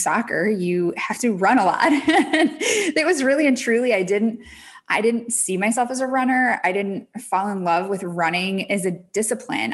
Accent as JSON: {"language": "English", "region": "Michigan", "country": "United States", "moved": "yes", "lives_now": "Connecticut, United States", "said": "I am from Michigan originally. Now I live in Connecticut"}